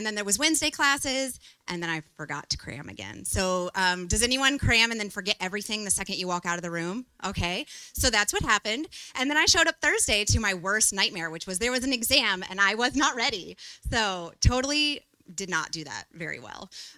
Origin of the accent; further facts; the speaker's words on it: Austin, Texas, United States; now in Taipei, Taiwan; I have been here for 2 years now in Taipei. I came from Austin, Texas, and so we've adjusted to the humidity